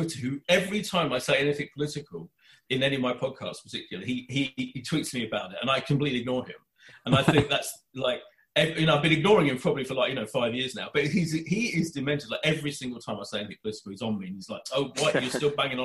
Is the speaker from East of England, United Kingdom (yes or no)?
yes; Essex, East of England, United Kingdom; I'm from Milford in Essex, which is a neighbouring town